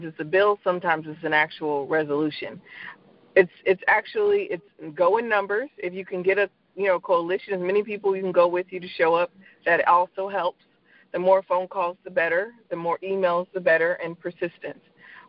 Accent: Fayetteville, North Carolina, United States; So first and foremost, I'm an Army brat. I grew up in and around Army bases, and my dad served 35 years in the U.S. Army, Green Beret. So when you grow up in a town that is surrounded by a base such as Fayetteville, North Carolina

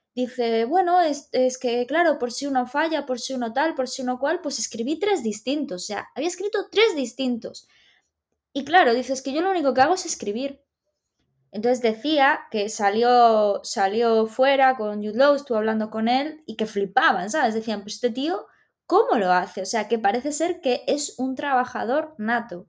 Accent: Galicia, Spain; nosotros somos gallegos

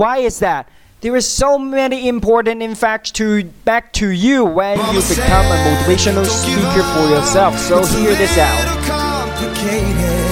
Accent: China; English is a second language; in China, we learn English in a different way.

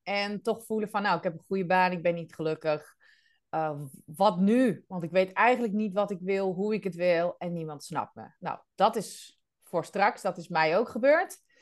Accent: Netherlands; moved away as an adult; also born or lived in Rhodes, Greece / Amsterdam; now in Belgium; Wel in Nederland geboren, getogen.

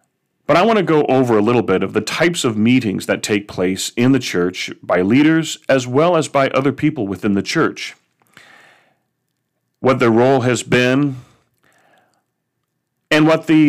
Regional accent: California, United States; Or in such states as Texas, or I'm from California, where you see a large state with more than one archdiocese

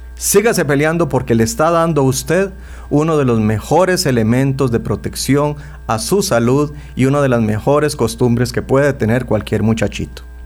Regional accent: Costa Rica; nosotros los ticos

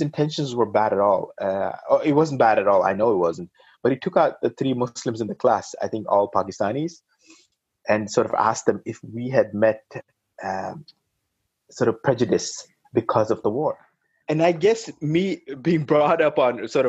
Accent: Norway; growing up in Norway, I think it was fantastic.

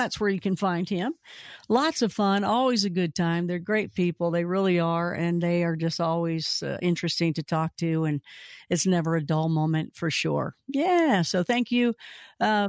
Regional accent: Louisville, Kentucky, United States; out of Louisville, Kentucky

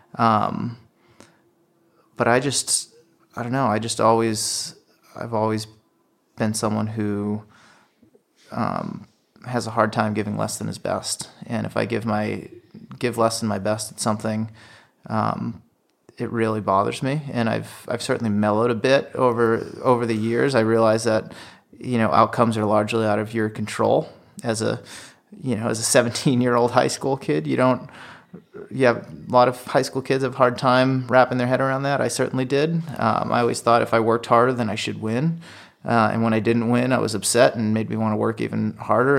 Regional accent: Worcester, Massachusetts, United States; growing up in New England

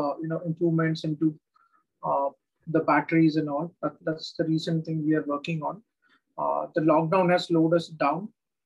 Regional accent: Solapur, Maharashtra, India; now in Pune, India; Solapur, which is my hometown

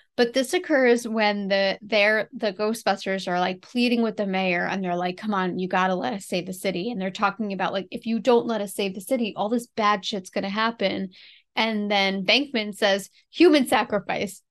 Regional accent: New York City, New York, United States; my hometown in the, like, early eighteen hundreds

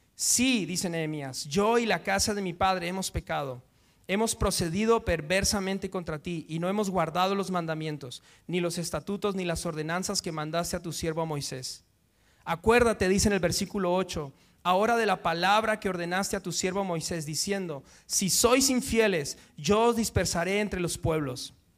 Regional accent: Guatemala; now in Madrid, Spain; yo soy de Guatemala

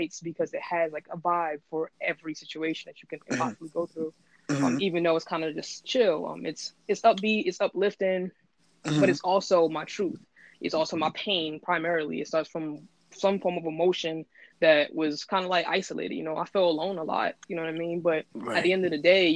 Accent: Newark, New Jersey, United States; moved away as an adult; also born or lived in Brooklyn, New York / Greenwich Village, New York / DMV (Washington D.C. area); now in Oahu, Hawaii, United States; I'm originally from Brooklyn. I was raised in Newark, New Jersey

